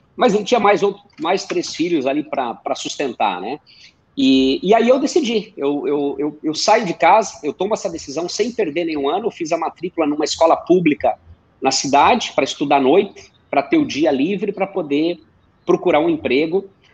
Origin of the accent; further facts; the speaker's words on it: Missões region, Rio Grande do Sul, Brazil; moved away; eu venho do interior do Rio Grande do Sul, fronteira oeste, exatamente na divisa com a Argentina, região das Missões lá, fica entre os municípios de São Borja e Santo Antônio das Missões